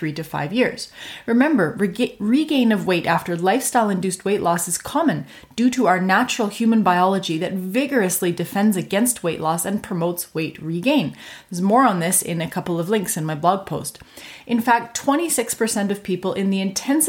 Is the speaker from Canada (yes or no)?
yes; Canada; I'm a Canadian physician